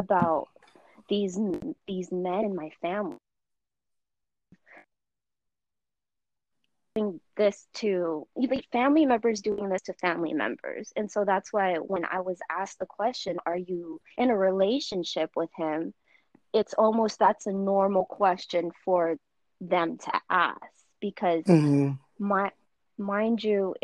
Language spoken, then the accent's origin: English; United States; I am Filipino, and, you know, I'm born here. My family first came here, so I'm the first generation